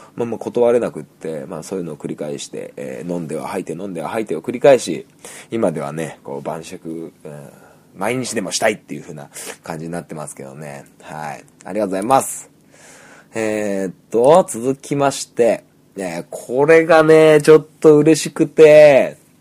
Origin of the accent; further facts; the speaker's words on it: Niigata, Japan; 僕は新潟